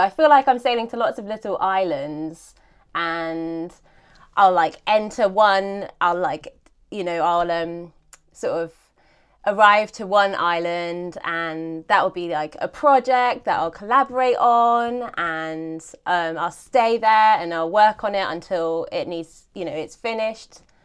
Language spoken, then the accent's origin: English; Ashdown Forest, South East England, United Kingdom; in the Ashdown Forest, which is where I grew up, um, well, in a village nearby